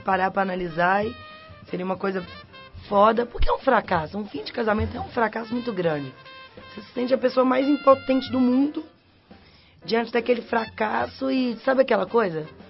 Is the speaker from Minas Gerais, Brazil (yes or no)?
yes; Belo Horizonte, Minas Gerais, Brazil; moved away as an adult; now in São Paulo, Brazil; Eu saí de Belo Horizonte